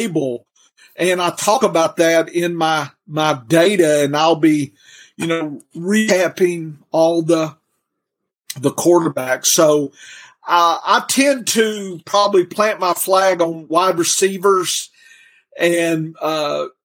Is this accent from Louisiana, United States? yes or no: yes; Louisiana, United States; moved away as an adult; now in Arkansas, United States; lived in Louisiana most of my life